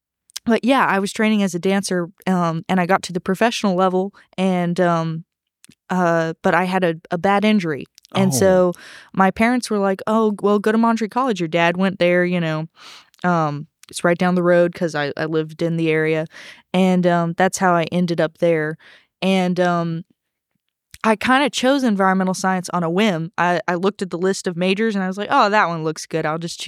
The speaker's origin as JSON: {"language": "English", "country": "Hong Kong", "tie": "born or raised there", "said": "Well, I actually grew up overseas. I grew up in Hong Kong for my parents' teaching jobs over there"}